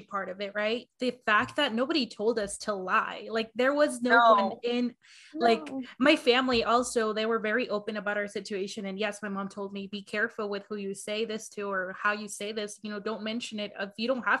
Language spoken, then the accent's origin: English; Arizona, United States; I grew up in Arizona, and then I lived in the projects for the majority of like my high school years